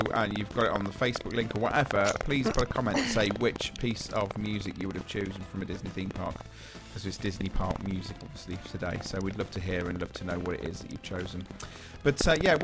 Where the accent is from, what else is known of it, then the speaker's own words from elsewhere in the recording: England, United Kingdom; we're English